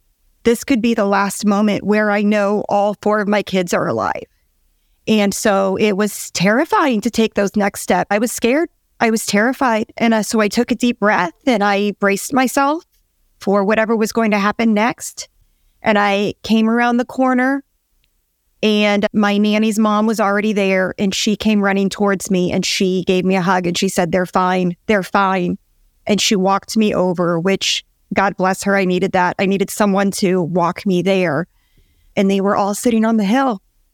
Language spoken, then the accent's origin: English; Nebraska, United States; moved away as an adult; now in Georgia, United States; My husband, Grant, and I are both born and raised in Nebraska.